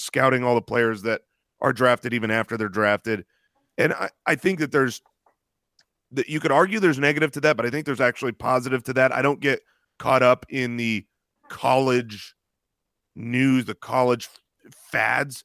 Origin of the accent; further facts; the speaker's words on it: Arizona, United States; we're from Arizona